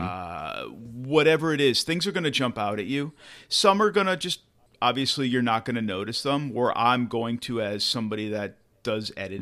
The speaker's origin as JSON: {"language": "English", "country": "United States", "said": "an American English speaker"}